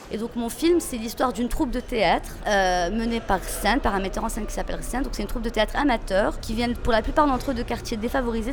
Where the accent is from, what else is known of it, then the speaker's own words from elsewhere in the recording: Meknes, Fès-Meknès, Morocco; moved away as an adult; also born or lived in Paris, France; now in Casablanca, Morocco; Je viens de Meknes, mais je viens d'une famille très privilégiée à Meknes. Euh, donc, j'ai grandi de manière très protégée